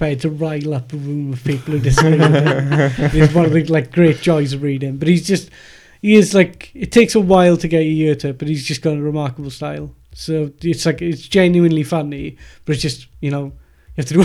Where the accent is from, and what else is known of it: Wales, United Kingdom; accent: Welsh